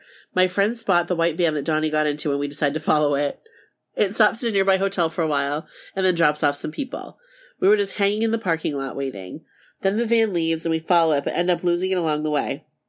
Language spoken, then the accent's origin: English; Milwaukee, Wisconsin, United States; We're from Milwaukee, but Hammond is only a couple hours away.